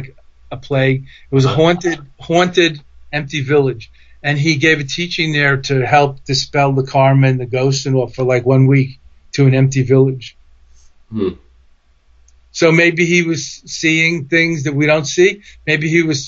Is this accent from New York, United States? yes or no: yes; New York City, New York, United States; accent: Brooklyn; moved away; also born or lived in Boston; I'm from New York originally. I still have a Brooklyn accent